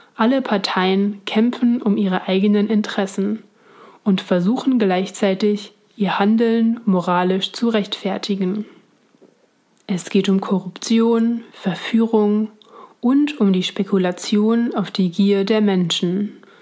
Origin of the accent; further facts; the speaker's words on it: Switzerland; now in Berlin, Germany; ich komme ursprünglich aus der Schweiz